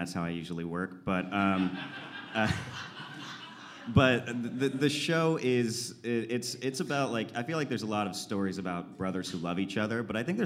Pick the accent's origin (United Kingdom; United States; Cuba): United States; Bakersfield, California; I'm from Bakersfield. It's a town, it's an oil town a few hours north of here.